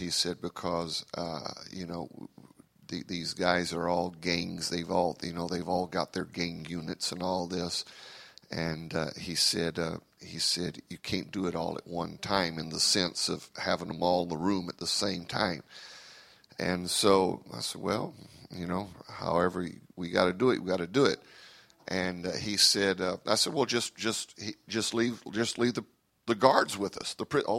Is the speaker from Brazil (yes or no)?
yes; Brazil; English is a second language; also born or lived in United States; I am an American by birth, but I am a Brazilian by raising. I was raised in Brazil, and so it is very difficult for me to function outside of my what I'm used to.